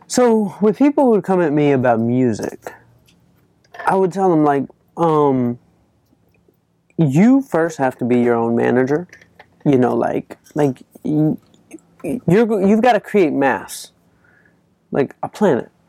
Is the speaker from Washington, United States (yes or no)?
no; Atlanta, Georgia, United States; I'm from Atlanta, Georgia.